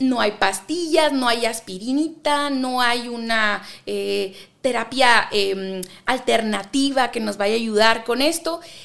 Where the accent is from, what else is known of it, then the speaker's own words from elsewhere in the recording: Ensenada, Baja California, Mexico; moved away as an adult; now in Monterrey, Mexico; nací en Ensenada, California